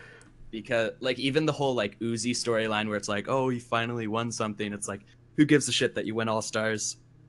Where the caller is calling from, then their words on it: Issaquah, Washington, United States; I am from Issaquah, Washington, so basically Seattle.